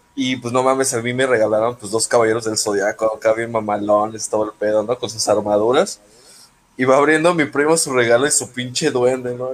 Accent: Mexico; como mexicano

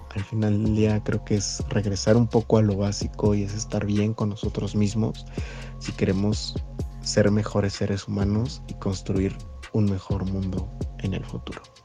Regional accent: Mexico; nosotros como mexicanos

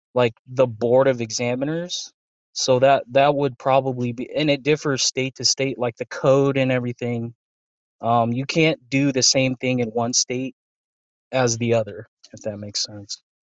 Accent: Las Vegas, Nevada, United States; also born or lived in Anchorage, Alaska; I was raised here, so I moved here in 07

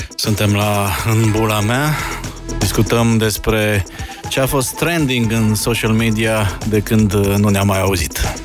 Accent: Transylvania, Romania; moved away as an adult; now in Bucharest, Romania; Ca un ardelean mutat de niște ani în capitală

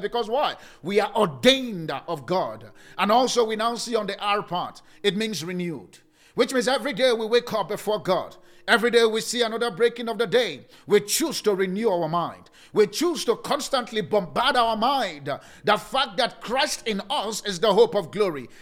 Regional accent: Nigeria; now in South Africa; I'm from Nigeria

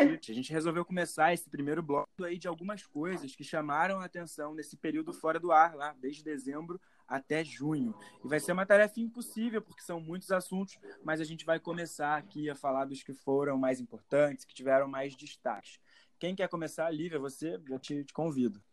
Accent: Rio de Janeiro, Brazil; estou aqui na Vila Kennedy, ah, onde eu nasci, fui criado, morei durante 20 anos

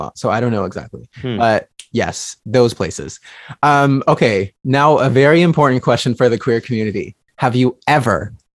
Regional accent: California, United States; I'm from California.

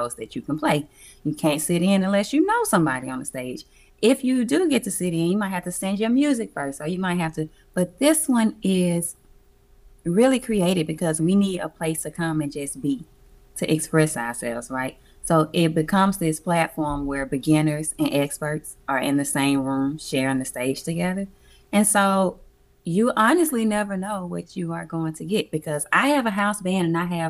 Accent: Alabama, United States; also born or lived in Atlanta; now in Los Angeles, United States; I'm from Alabama. I'm a Southern girl

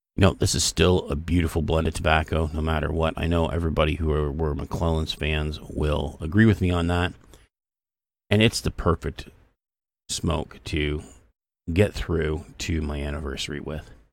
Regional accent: Canada; I'm Canadian.

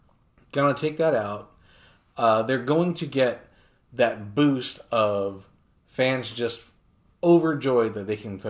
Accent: New Jersey, United States; I grew up in New Jersey

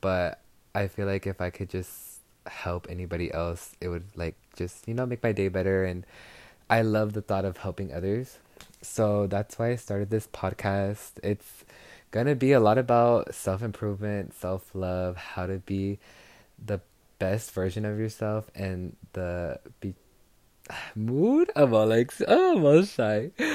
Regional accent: Texas, United States; I'm from Texas, so arriba la raza from Texas

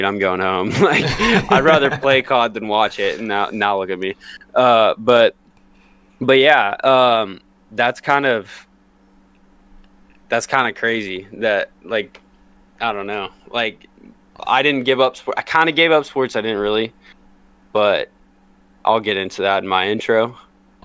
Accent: Kansas, United States; I was born and raised in Kansas.

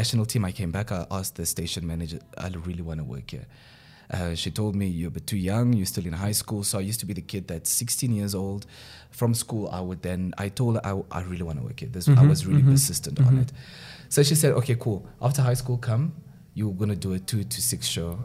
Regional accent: Windhoek, Khomas, Namibia; I grew up in the dusty streets of Karatura. I was born in Karatura

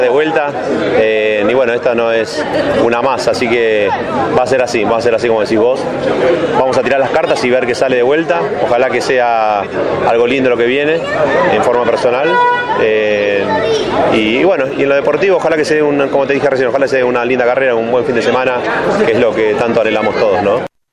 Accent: Buenos Aires, Argentina; Buenos Aires es donde crecí

